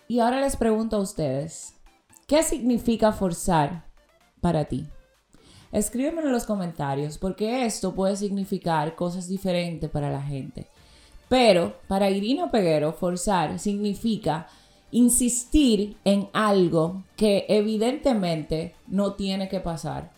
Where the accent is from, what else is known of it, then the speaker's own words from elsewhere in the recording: Dominican Republic; yo soy dominicana